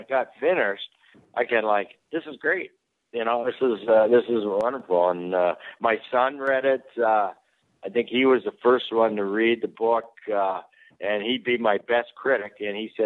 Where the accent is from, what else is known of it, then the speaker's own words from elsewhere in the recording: Toronto, Ontario, Canada; growing up in Toronto as a kid